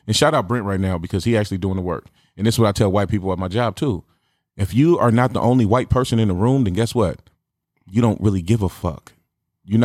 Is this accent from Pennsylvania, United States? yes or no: no; Portland, Oregon, United States; I grew up in Portland, and I grew up in the hood in Portland. I grew up in the Tamarack. I grew up in the North Side.